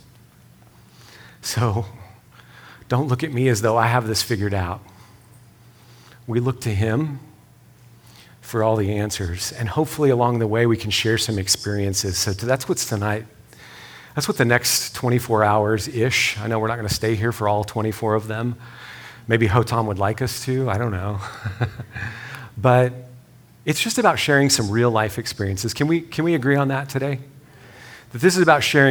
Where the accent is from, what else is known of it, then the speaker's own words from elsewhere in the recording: West Texas, United States; I'm from West Texas. So we say things like, hey, y'all